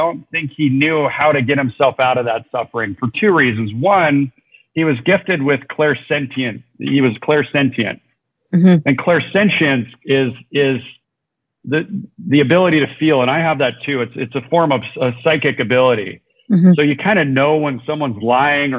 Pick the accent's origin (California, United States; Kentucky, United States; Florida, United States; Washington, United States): California, United States; Southern; moved away as an adult; also born or lived in Orange County, California; now in Mexico; we're both from Southern California. I now live in Mexico, but I was living in Orange County